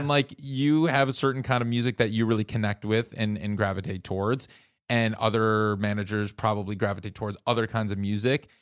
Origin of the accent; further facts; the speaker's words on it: Minneapolis, Minnesota, United States; I'm from the Midwest